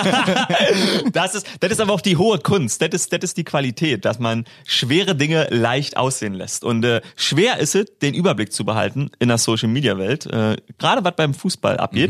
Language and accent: German; Germany; als Deutscher